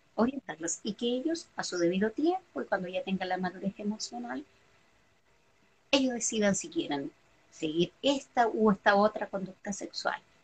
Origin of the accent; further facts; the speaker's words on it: Chile; nacida y criada en Chile